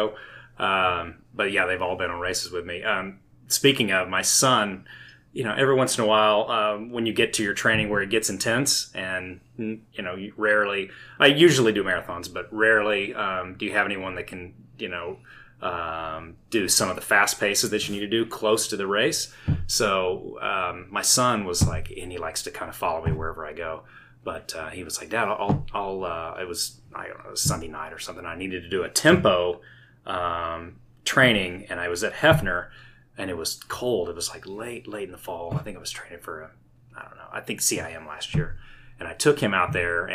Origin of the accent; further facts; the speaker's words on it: Tulsa, Oklahoma, United States; now in Edmond, United States; I'm originally from Tulsa, but I've lived in Edmond for the last 20 so odd years